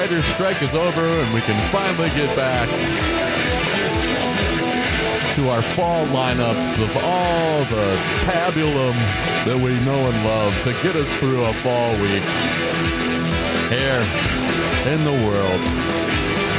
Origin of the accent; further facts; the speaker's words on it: Ohio, United States; moved away; my home state of Ohio